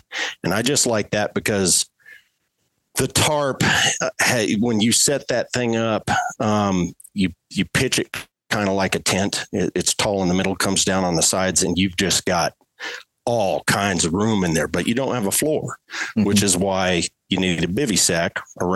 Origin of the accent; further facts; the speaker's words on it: Colorado, United States; that's my home state